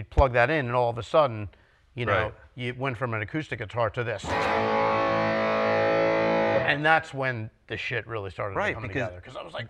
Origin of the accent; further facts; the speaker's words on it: West Orange, New Jersey, United States; also born or lived in Matawan; I grew up in West Orange.